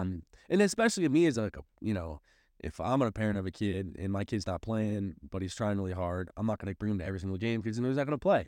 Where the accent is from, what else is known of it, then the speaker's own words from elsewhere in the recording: St. Louis, Missouri, United States; moved away as an adult; now in Springfield, United States; I grew up in Saint Louis, which is a heavily Catholic town